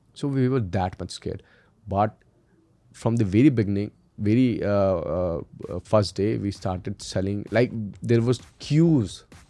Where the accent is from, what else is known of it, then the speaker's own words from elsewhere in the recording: Indore, Madhya Pradesh, India; also born or lived in Delhi; We, we hail from Indore, it is the cleanest city of India